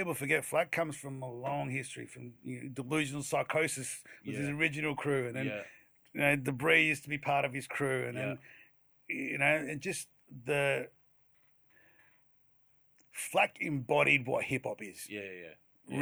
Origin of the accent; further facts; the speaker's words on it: Adelaide, South Australia, Australia; I was from the Nolunga line